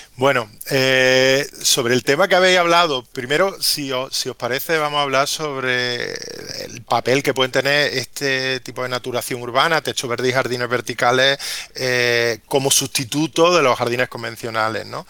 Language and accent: Spanish; Córdoba, Andalusia, Spain; como cordobés